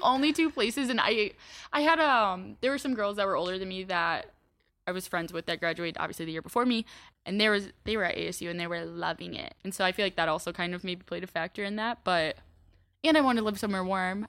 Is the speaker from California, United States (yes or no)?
no; Iowa, United States; moved away as an adult; now in Chicago, United States; Iowa or University of Iowa's thirty minutes away from my hometown